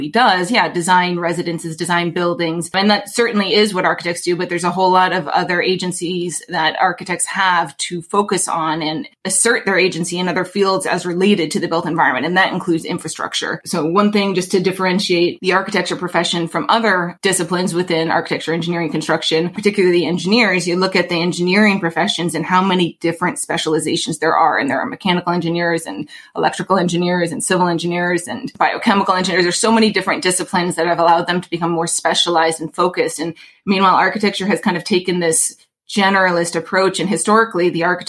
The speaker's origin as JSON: {"language": "English", "region": "Alaska", "country": "United States", "tie": "born or raised there", "moved": "as an adult", "lives_now": "New York City, United States", "said": "born and raised in Alaska, I came to the East Coast for school"}